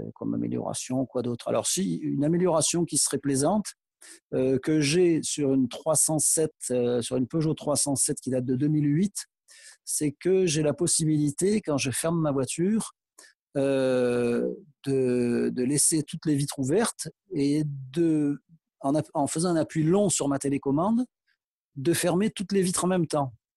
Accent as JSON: {"language": "French", "town": "Aix-en-Provence", "region": "Provence-Alpes-Côte d'Azur", "country": "France", "tie": "born or raised there", "said": "je suis originaire d'Aix et j'ai encore euh, de la famille là-bas"}